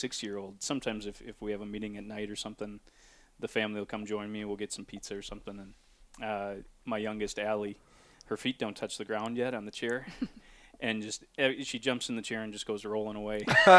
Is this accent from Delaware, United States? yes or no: no; Durand, Wisconsin, United States; also born or lived in Hudson, Wisconsin / River Falls, Wisconsin; now in Menomonie, United States; we made the move in 2017 over to Menominee and kind of in our quest to get back closer to Durand.